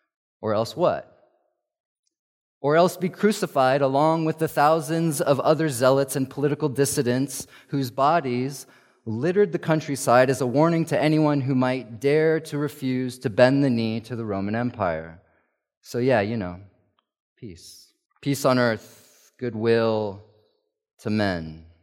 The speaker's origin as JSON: {"language": "English", "country": "South Africa", "tie": "born or raised there", "said": "Growing up in South Africa, where my sister and I grew up, this was a time of year that was always the opposite of cozy."}